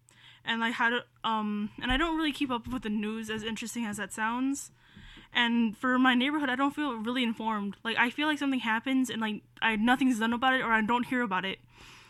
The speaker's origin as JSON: {"language": "English", "town": "Chicago", "region": "Illinois", "country": "United States", "said": "I'm 16. I'm from the Little Village West Side neighborhood."}